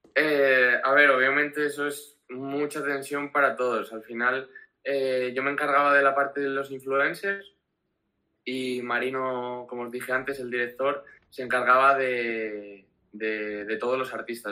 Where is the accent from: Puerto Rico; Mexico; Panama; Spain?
Spain; Gijón, Asturias; vengo de Gijón, Asturias